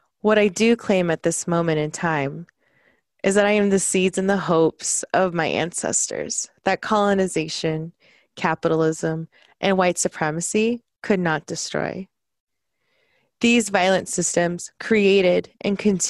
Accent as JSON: {"language": "English", "region": "South Texas", "country": "United States", "tie": "born or raised there", "moved": "as an adult", "lives_now": "Seattle, United States"}